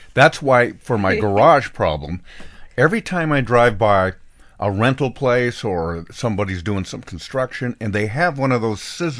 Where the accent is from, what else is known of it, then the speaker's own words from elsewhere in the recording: Bend, Oregon, United States; My hometown of Bend, Oregon, was the place where these little planes were made.